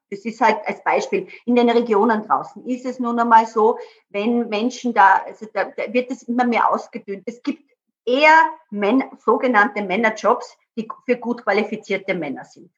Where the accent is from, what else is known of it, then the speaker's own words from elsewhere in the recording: Burgenland, Austria; ich komme ja auch aus dem Burgenland